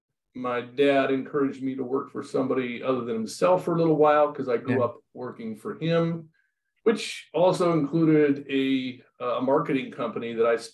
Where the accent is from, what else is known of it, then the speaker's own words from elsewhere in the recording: Los Osos, California, United States; I grew up in Los Osos, California.